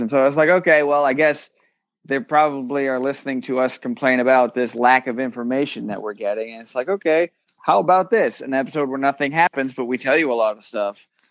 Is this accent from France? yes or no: no; United Kingdom; I'm British